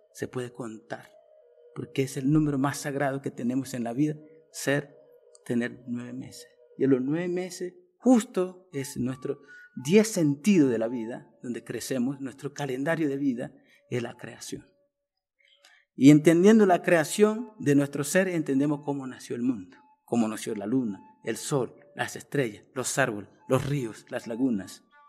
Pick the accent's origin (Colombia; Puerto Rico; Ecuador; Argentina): Colombia; Arhuaco, Sierra Nevada de Santa Marta; also born or lived in Marinilla, Colombia; pertenezco a la cultura Vintucua, mm, más reconocido como Arhuaco, de la Sierra Nueva Santa Marta, norte de Colombia